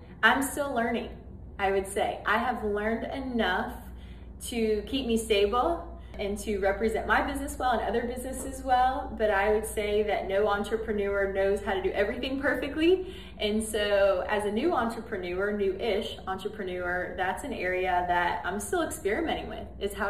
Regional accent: Madison, Alabama, United States; Madison was a lot smaller than it is now. People would still say it's a small town, but it was a really small town back then.

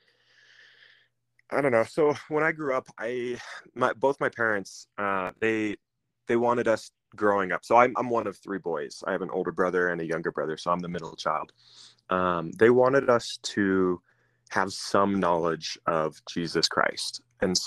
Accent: Washington, United States; moved away as an adult; also born or lived in West Virginia; now in Colorado, United States; I grew up in Washington State. I grew up in a small-ish town about an hour and a half outside of Seattle on what's called the Puget Sound

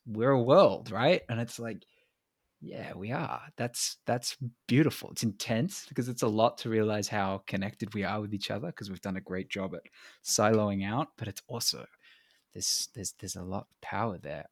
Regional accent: England, United Kingdom; now in Australia; I'm an implant anyway. I was born in England

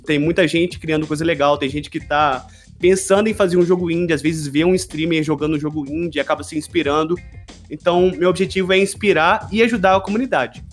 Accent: Juiz de Fora, Minas Gerais, Brazil; moved away as an adult; now in Poland; estou falando da Polônia, mas também sou de Juiz de Fora, formado na mesma faculdade que vocês estão cursando

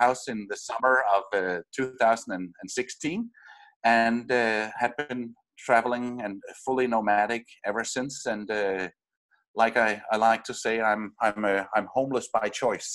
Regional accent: Denmark; moved away as an adult; I'm from Denmark

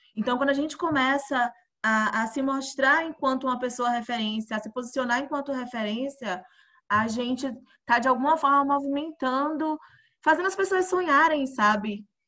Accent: Alagoinhas, Bahia, Brazil; eu sou do interior da Bahia

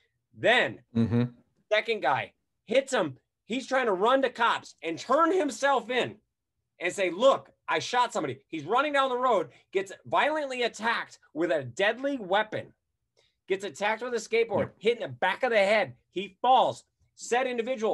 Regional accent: Wisconsin, United States; Wisconsin, that's my home state.

